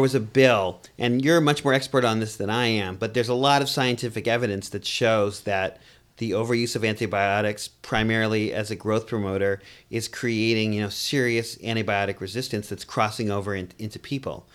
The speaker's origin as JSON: {"language": "English", "town": "Boston", "region": "Massachusetts", "country": "United States", "tie": "born or raised there", "also_born_or_lived": "New York City", "moved": "yes", "said": "I grew up in Boston, too. Um, you may catch that accent a little bit."}